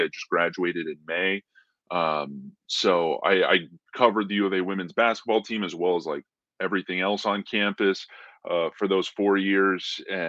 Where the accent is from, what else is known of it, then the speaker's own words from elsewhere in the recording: Tucson, Arizona, United States; I grew up in Tucson.